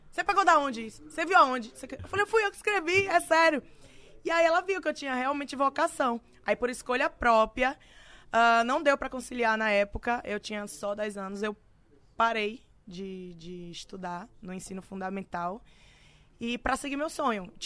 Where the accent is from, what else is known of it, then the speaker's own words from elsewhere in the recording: Itabu, Bahia, Brazil; Eu sou da Bahia, sou de Itabu, na Bahia.